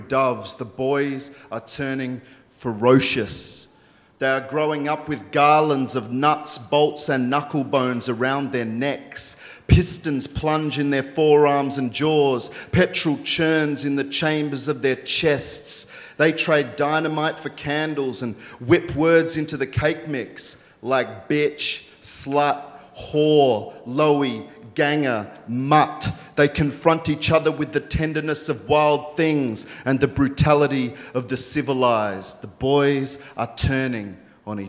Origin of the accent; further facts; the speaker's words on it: Queanbeyan, New South Wales, Australia; I grew up in a town called Queanbeyan, New South Wales, just outside of Canberra